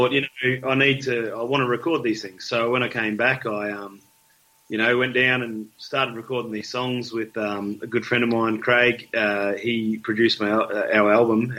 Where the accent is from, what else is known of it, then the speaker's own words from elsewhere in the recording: Victoria, Australia; moved away; I'm from Victoria originally